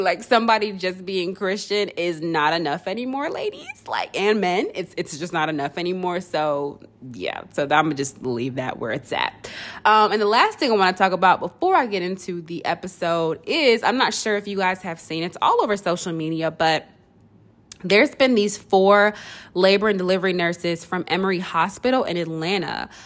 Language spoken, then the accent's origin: English; Nigeria; me being Nigerian